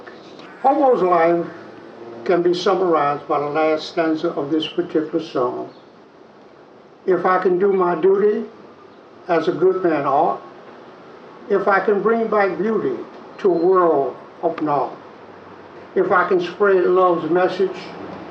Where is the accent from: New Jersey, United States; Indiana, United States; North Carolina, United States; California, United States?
North Carolina, United States; Chapel Hill; the village that we grew up with in Chapel Hill